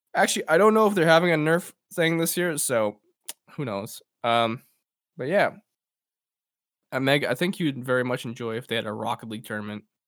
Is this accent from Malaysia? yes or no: no; Edmonton, Alberta, Canada; w-, we're, we're from Edmonton